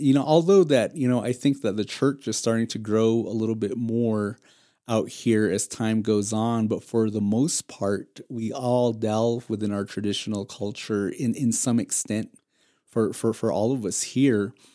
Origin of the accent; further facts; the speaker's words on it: Tuba City, Arizona, United States; also born or lived in Hopi Reservation; both of us have, uh, experienced growing up in Tuba City